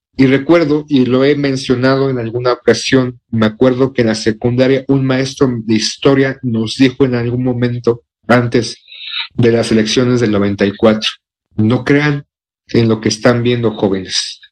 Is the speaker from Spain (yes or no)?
no; Mexico